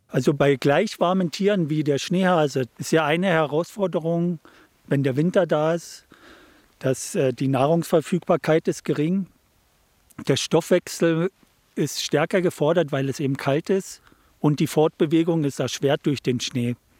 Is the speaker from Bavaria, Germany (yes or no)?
no; Hoyerswerda, Saxony, Germany; also born or lived in Munich, Germany; now in Switzerland; als ich aus Hoyerswerda weggegangen bin, bin ich ja nach München gegangen